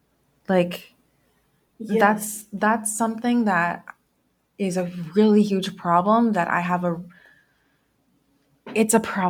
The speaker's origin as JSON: {"language": "English", "town": "Guadalajara", "region": "Jalisco", "country": "Mexico", "said": "I've been told before that some people can tell that I'm from Guadalajara because of my complexion and my eye color."}